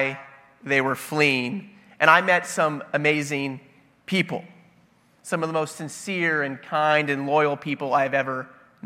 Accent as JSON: {"language": "English", "town": "The Woodlands", "region": "Texas", "country": "United States", "tie": "born or raised there", "also_born_or_lived": "San Antonio", "said": "I grew up in the Woodlands, Texas, on a golf course"}